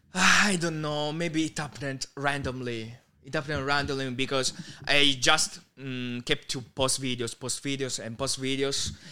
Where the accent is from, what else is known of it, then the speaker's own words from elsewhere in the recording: Southern Italy, Italy; English is a second language; in Italy, especially my hometown